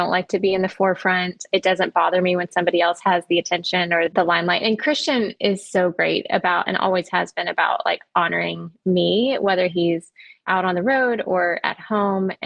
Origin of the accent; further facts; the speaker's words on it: Orlando, Florida, United States; I grew up in Orlando, Florida